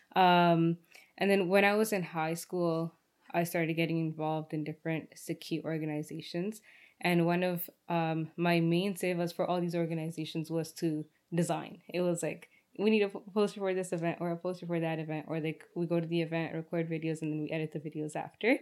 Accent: Brampton, Ontario, Canada; also born or lived in Rexdale, Ontario; I was born in Rexdale, raised in Brampton, like every other Brampton kid

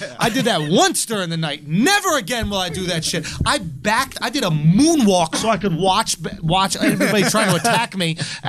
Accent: New York City, New York, United States; I grew up in New York City.

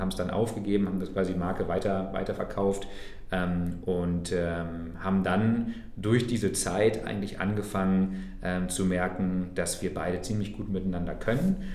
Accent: Braunschweig, Lower Saxony, Germany; moved away as an adult; also born or lived in Thuringia; in meiner Heimatstadt Braunschweig in Niedersachsen

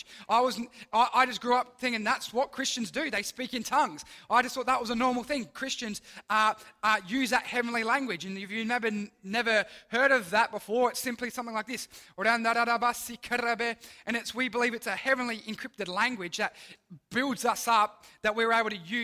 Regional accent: Mount Barker, South Australia, Australia; now in Port Lincoln, Australia; I grew up in the Adelaide Hills, so I grew up in the town of Mount Barker

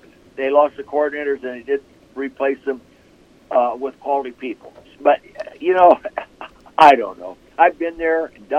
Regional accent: Calistoga, California, United States; now in Pennsylvania, United States; growing up in Calistoga

